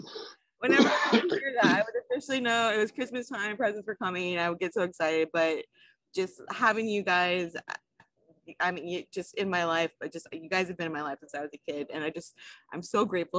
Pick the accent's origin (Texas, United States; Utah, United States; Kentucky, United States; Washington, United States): Texas, United States; San Antonio; I was born here in San Antonio